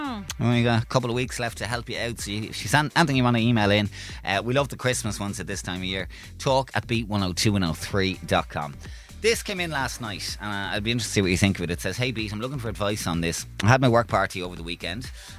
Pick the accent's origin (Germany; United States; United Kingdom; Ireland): Ireland; as Irish people